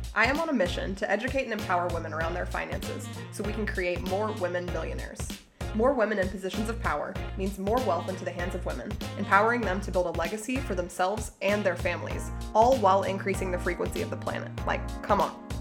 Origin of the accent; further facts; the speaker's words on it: United States; as an American